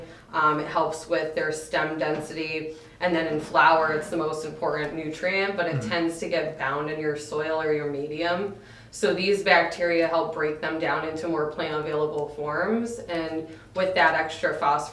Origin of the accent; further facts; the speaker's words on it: Connecticut, United States; moved away as an adult; also born or lived in California / Oregon; I'm from Connecticut originally